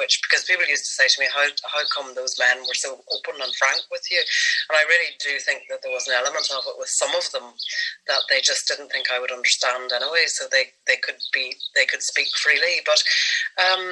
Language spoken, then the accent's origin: English; Derry, Northern Ireland, United Kingdom; also born or lived in Dublin; I grew up in Derry, which is a border town.